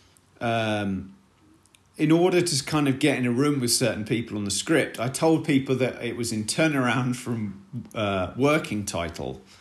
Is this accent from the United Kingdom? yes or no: yes; United Kingdom; now in Los Angeles, United States